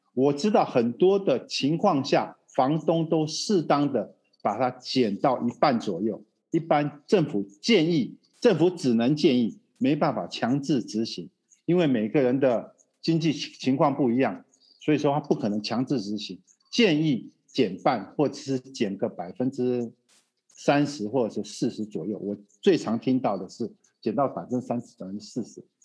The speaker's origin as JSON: {"language": "Chinese", "country": "Taiwan", "moved": "yes", "lives_now": "Brazil", "said": "我们台湾话就有百，有拍，有保庇啦"}